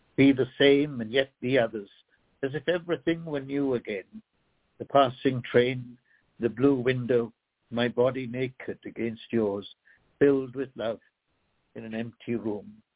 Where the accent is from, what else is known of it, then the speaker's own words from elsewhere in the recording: Sri Lanka; moved away; I myself am a translated man, a, a poet who was born in another country called Ceylon that no longer exists. Now it's known as Sri Lanka